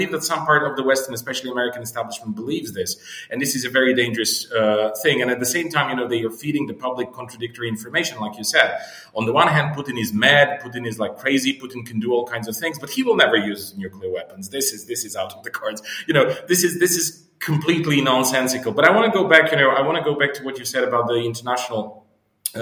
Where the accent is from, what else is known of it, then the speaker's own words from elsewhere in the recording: Bulgaria; moved away; I come originally from Bulgaria